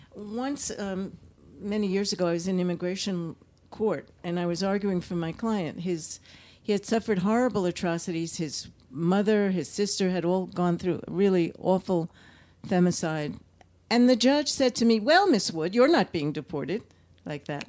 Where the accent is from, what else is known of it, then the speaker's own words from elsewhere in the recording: Los Angeles, California, United States; I come from Los Angeles